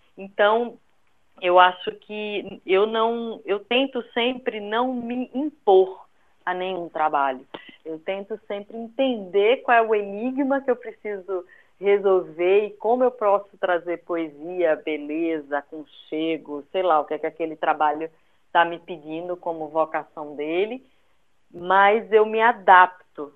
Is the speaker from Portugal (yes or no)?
no; Recife, Pernambuco, Brazil; now in São Paulo, Brazil; ser de, de Recife, por ser nordestina, é, a todo momento isso me é lembrado, né? Porque eu conservo meu sotaque